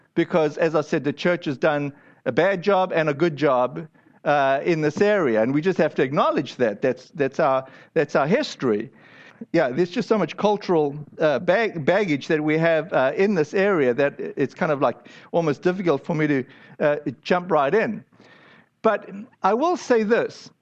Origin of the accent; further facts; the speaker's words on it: United States; I'm an American